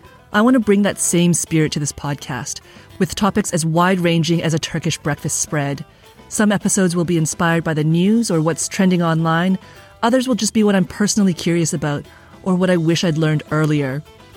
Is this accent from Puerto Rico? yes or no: no; Canada; moved away as an adult; now in Istanbul, Turkey; I'm a Canadian journalist, and I've lived in Istanbul on and off for about the past 6 years.